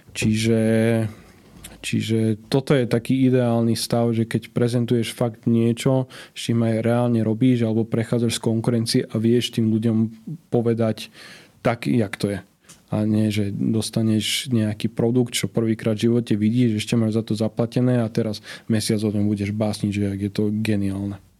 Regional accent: Prievidza, Trenčín Region, Slovakia; No ja som od malička e, som sa učil nemecky lebo vtedy jediný zahraničný kanál, ktorý bol u nás v Prievidzi dostupný

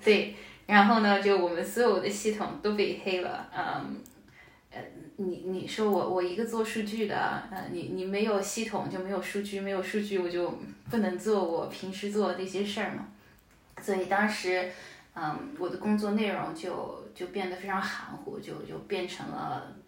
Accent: Shanghai, China; moved away as an adult; also born or lived in Finland / Austria; now in Denmark; 我是个上海人，我就想去一个跟上海不太一样的地方

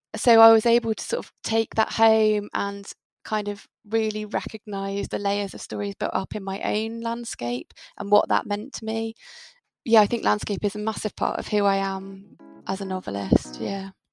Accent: United Kingdom; now in Devon, United Kingdom; As British people

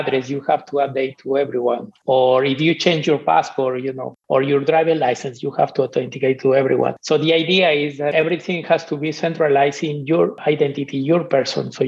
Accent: Peru; moved away; I'm from Peru

